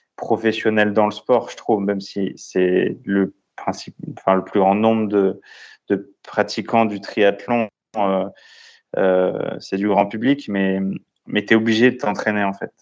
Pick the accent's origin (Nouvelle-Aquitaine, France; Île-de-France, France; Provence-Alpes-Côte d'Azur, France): Île-de-France, France; La Courneuve; also born or lived in Brittany; je suis originaire de Bretagne, mais j'ai été élevé dans le quartier populaire à La Courneuve, donc à, côté de Saint-Denis, à côté de Paris